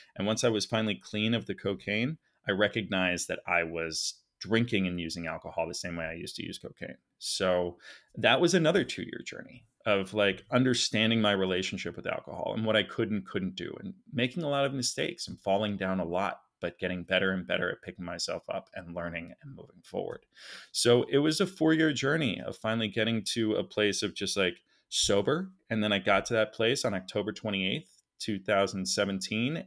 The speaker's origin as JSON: {"language": "English", "town": "Philadelphia", "region": "Pennsylvania", "country": "United States", "tie": "born or raised there", "moved": "as an adult", "lives_now": "Los Angeles, United States", "said": "I was raised uh, very wealthy. Actually, my father did very well. I'm from Philadelphia, Center City, three blocks from City Hall."}